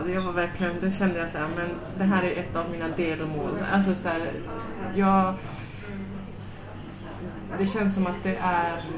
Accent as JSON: {"language": "Swedish", "country": "Sweden", "said": "Jag tänkte nu som svensk domare, döma internationellt"}